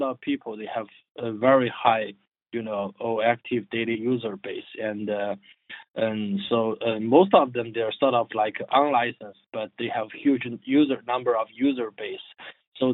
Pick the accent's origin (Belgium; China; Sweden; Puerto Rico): China; moved away as an adult; I dropped my PhD study at the third year, and I returned my home country as a serial entrepreneur. So the area I was working in is in fintech. Yeah, at that time it was called the internet finance or something. So like my company was doing providing the software as a services for all those micro lending platforms in China